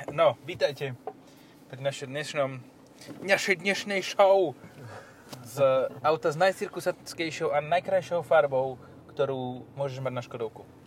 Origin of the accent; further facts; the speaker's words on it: eastern Slovakia, Slovakia; ja mám tiež svoju cestičku u nás na východe